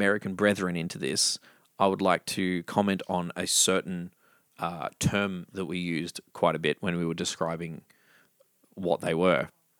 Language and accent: English; Victoria, Australia; I grew up in Victoria.